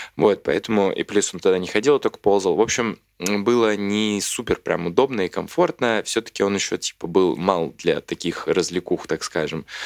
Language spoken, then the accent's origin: Russian; Smolensk, Smolensk Oblast, Russia; now in Moscow, Russia; города Смоленска, откуда я родом, и вся моя семья, соответственно.